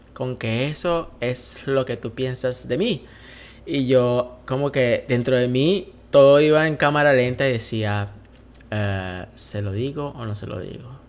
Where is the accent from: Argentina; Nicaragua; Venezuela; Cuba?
Venezuela; moved away as an adult; yo soy venezolano eh, y eh, ya no estoy en Venezuela